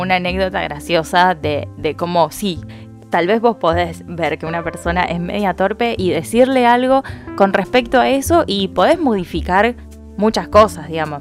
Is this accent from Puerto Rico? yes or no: no; Cañada de Gómez, Santa Fe, Argentina; now in Rosario, Argentina; somos de Cañada de Gómez. Em, una ciudad cerca de Rosario. Ahí crecimos y después nos mudamos a Rosario